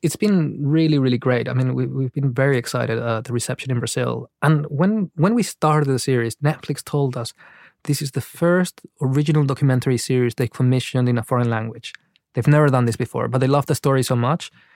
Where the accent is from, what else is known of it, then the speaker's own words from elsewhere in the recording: Paraguay; moved away; I was raised in Paraguay, but actually I was raised in this city, which is a border town